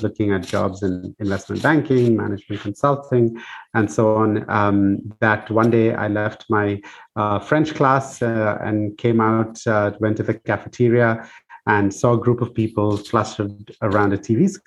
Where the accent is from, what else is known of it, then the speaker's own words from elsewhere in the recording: Bangalore, Karnataka, India; moved away as an adult; also born or lived in United States; I grew up in Bangalore in India.